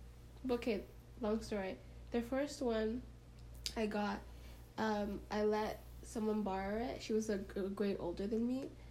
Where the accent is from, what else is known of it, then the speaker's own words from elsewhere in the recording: Toronto, Ontario, Canada; just living in Toronto, even growing up